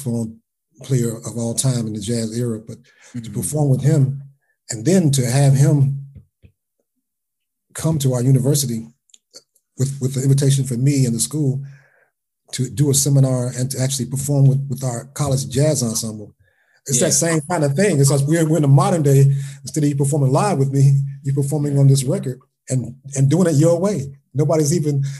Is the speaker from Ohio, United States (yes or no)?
yes; Cincinnati, Ohio, United States; I'm from Cincinnati.